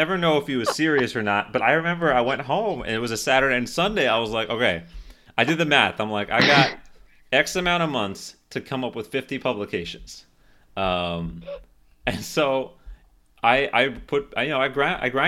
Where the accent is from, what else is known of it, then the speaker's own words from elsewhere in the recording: Miami, Florida, United States; moved away as an adult; also born or lived in Philadelphia; I'm from Florida